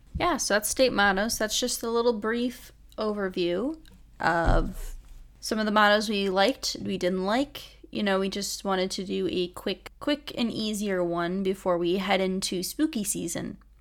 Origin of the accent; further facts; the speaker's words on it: Michigan, United States; I grew up in Michigan.